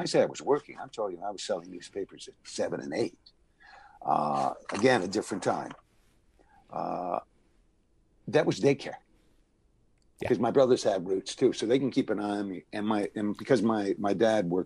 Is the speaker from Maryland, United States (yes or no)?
no; New Haven, Connecticut, United States; moved away as an adult; also born or lived in Los Angeles; I was raised in New Haven, Connecticut